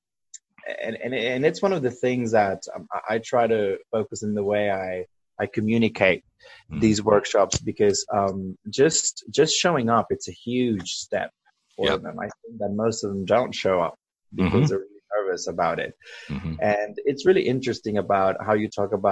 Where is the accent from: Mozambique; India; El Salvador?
El Salvador; now in Sydney, Australia; I grew up in El Salvador, which is a very small Central American country. I now live in Sydney, Australia